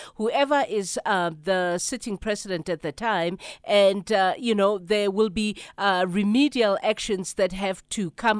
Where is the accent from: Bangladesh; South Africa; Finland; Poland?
South Africa; part of the challenge of being South African